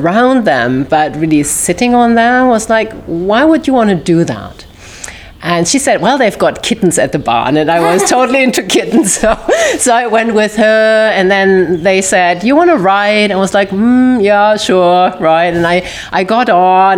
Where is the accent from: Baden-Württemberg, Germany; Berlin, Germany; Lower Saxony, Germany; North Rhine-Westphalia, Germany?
North Rhine-Westphalia, Germany; near Düsseldorf; English is a second language; moved away as an adult; now in United States; my accent give me away. I grew up in Germany